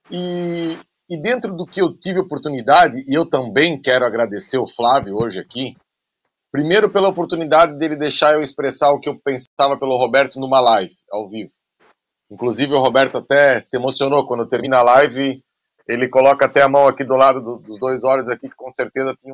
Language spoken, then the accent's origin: Portuguese; Rio de Janeiro, Brazil; now in Nova Friburgo, Brazil; Sou, sou carioca, mas moro em Friburgo.